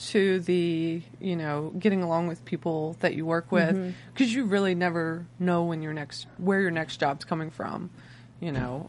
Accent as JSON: {"language": "English", "town": "Wilmington", "region": "North Carolina", "country": "United States", "tie": "born or raised there", "said": "I grew up in Wilmington where mm-hmm. they filmed Dawson's Creek."}